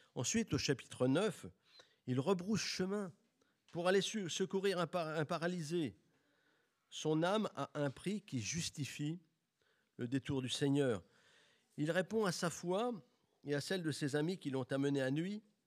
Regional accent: Bourges, Centre-Val de Loire, France; J'ai grandi à Bourges, une ville chargée d'histoire

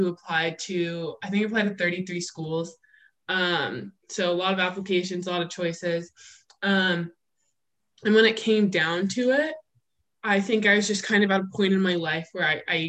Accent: Sacramento, California, United States; moved away as an adult; I am also a freshman biology major at Howard University, from Sacramento, California

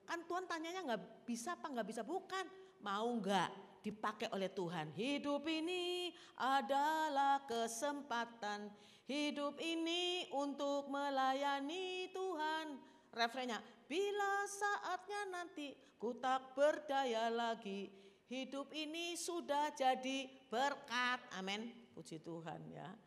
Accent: Java, Indonesia; Ini eh, saya orang Jawa soalnya kan.

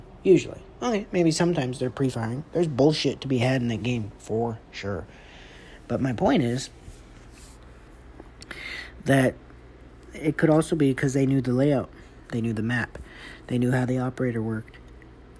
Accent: Atlanta, Georgia, United States; I'm from Atlanta, from the A's

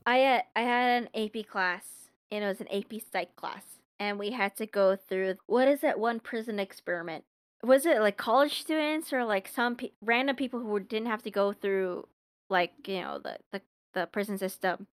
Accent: Long Beach, California, United States; I'm from Long Beach

